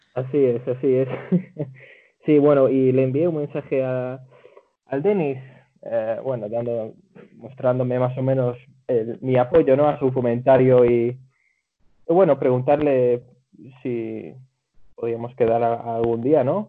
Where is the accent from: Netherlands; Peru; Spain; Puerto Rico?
Netherlands; Zaandam; llevo toda mi vida viviendo en Holanda